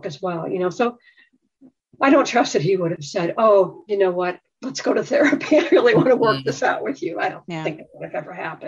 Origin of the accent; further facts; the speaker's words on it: Midwest, United States; I grew up in the Midwest